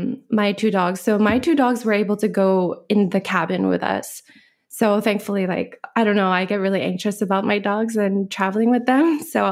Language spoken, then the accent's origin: English; Alaska, United States; also born or lived in Korea; now in Maui, United States; I grew up in many different places. I grew up, went to high school in Alaska.